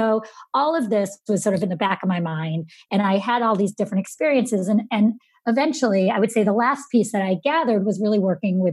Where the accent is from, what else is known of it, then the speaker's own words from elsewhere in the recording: Syracuse, New York, United States; I grew up in Syracuse, New York